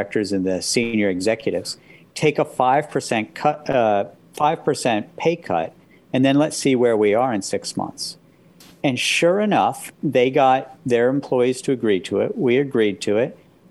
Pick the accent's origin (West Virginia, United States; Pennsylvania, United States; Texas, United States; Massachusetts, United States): West Virginia, United States; when I was growing up in West Virginia